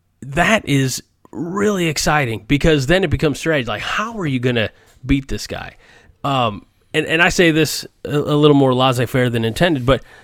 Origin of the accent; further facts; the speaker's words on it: St. Louis, Missouri, United States; You know, see, I'm from the St. Louis area. I'm a Cardinals fan, and I was 16 in the summer of 98, the big home run race.